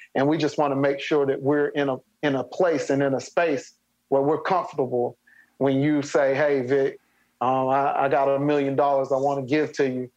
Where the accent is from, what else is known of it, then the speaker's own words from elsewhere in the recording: Spartanburg, South Carolina, United States; my hometown in Spartanburg